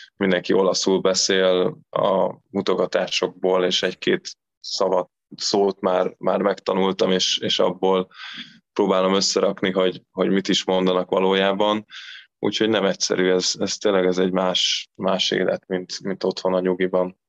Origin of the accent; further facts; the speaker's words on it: Eger, Heves, Hungary; moved away as an adult; now in Recco, Italy; ugye Egerbe születtem